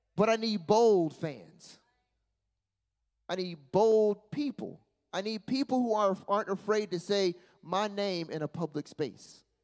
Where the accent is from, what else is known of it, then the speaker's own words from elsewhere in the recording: Charlotte, North Carolina, United States; I'm from Charlotte